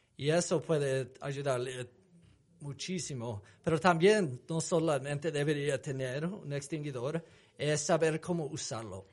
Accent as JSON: {"language": "Spanish", "country": "United States", "also_born_or_lived": "Salt Lake City, Utah", "accent": "gringo", "second_language": "Spanish", "said": "tengo acento gringo bien fuerte"}